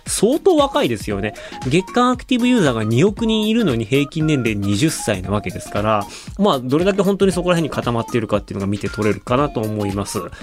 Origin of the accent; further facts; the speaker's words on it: Hokkaido, Japan; moved away as an adult; now in China; 僕、北海道出身